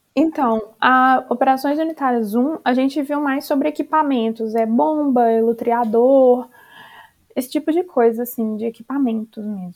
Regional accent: Minas Gerais, Brazil; eu sou de Minas Gerais e a gente tem, acho que, é, uma refinaria só que fica lá perto da minha cidade

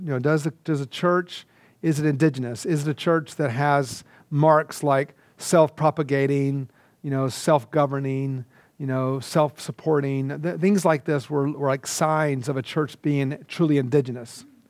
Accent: Georgia, United States; moved away as an adult; also born or lived in India; I grew up in Georgia.

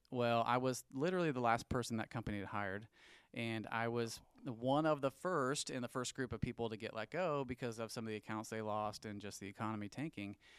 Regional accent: St. Louis, Missouri, United States; moved away as an adult; also born or lived in Joplin, Missouri; now in Kansas City, United States; I grew up in Saint Louis, um, born and raised, all my family's still there.

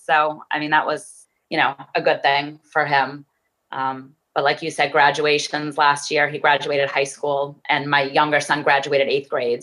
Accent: Framingham, Massachusetts, United States; I grew up in Framingham, Massachusetts

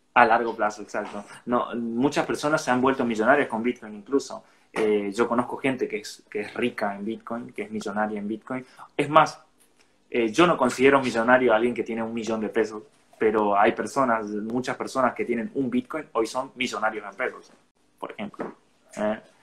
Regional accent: Resistencia, Chaco, Argentina; soy de acá de la localidad, soy de Resistencia, Chaco.

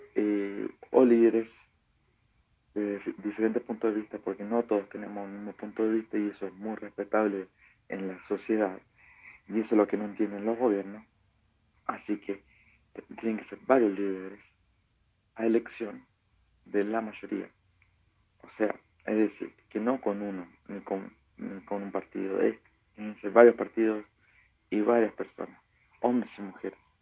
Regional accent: Chile; soy chileno nacionalista

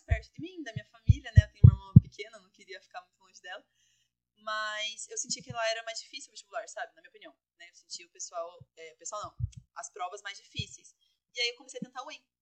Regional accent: Castro, Paraná, Brazil; moved away as an adult; now in Maringá, Brazil; eu sou de Castro, né? Uma cidade mais no sul do Paraná, mais interior

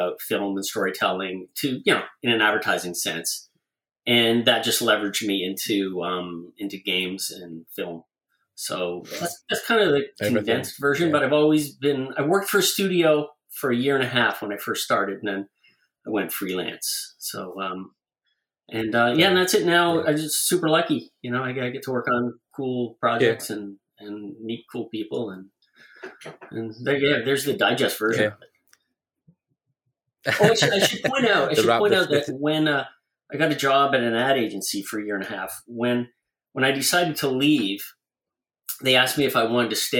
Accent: Toronto, Ontario, Canada; Canadian storyboard artist, born and raised in Toronto.

